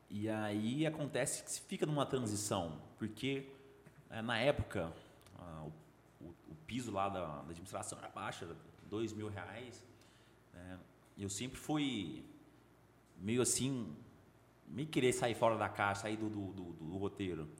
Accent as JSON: {"language": "Portuguese", "town": "Goiânia", "region": "Goiás", "country": "Brazil", "tie": "born or raised there", "also_born_or_lived": "Brasília / Belém", "said": "Cresci em Goiânia. Teve um período de três anos que nós moramos em Belém"}